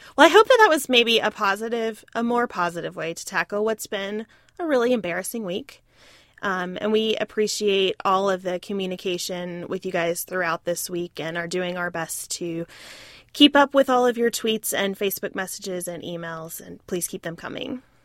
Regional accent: United States; being an American

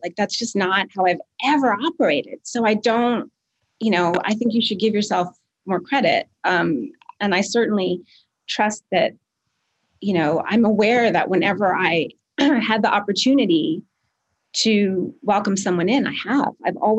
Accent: Quebec, Canada; And I grew up in a really white suburb outside of Montreal, and it's still just, I don't know. It's the way we're raised in Canada

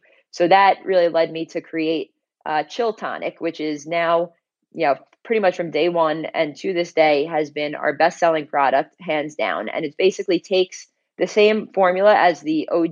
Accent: Long Island, New York, United States; I'm originally from Long Island, like, you know, pretty close to New York City

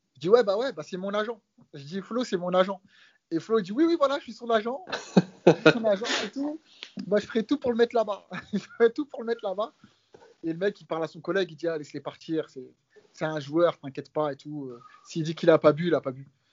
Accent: France; nous, les Français

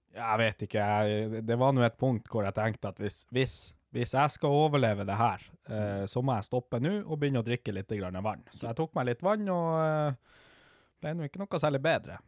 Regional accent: Havøysund, Finnmark, Norway; jeg er fra Havøysund

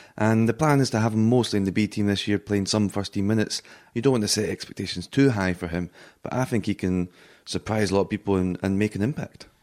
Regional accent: Scotland, United Kingdom; now in Madrid, Spain; as a Scotsman

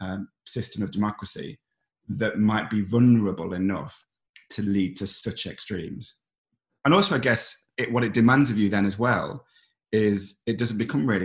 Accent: Ashfield, East Midlands, United Kingdom; also born or lived in Mansfield; I grew up in a very politicised environment because I grew up in Ashfield, which was a mining community in the 90s

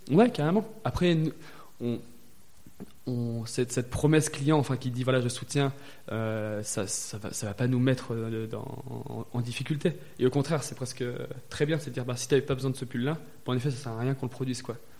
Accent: Valence, Auvergne-Rhône-Alpes, France; j'ai grandi dans la Drôme, à euh, Valence

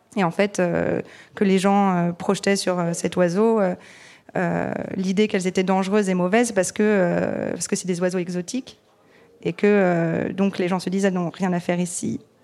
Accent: France; je suis née, j'ai grandi en France

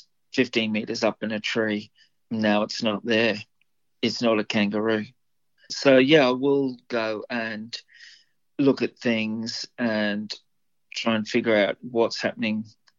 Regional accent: Livingstone, Southern Province, Zambia; now in Australia; I was brought up in Africa, so I was born in Zambia.

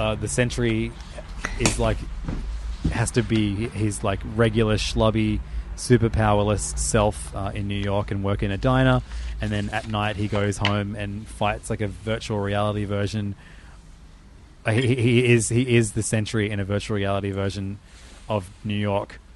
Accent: Australia; as an Australian

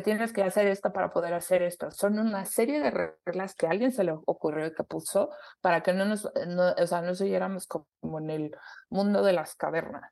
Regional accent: Mexico; somos mexicanas, porque hablamos español

